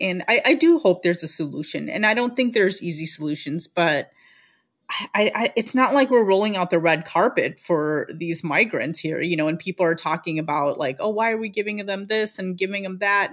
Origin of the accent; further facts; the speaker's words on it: Chicago suburbs, Illinois, United States; I spent my first four years in Chicago, but then we moved to the suburbs